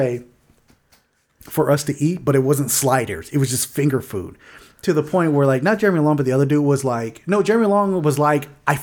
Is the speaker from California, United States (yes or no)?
yes; Inland Empire, California, United States; we're from like the Inland Empire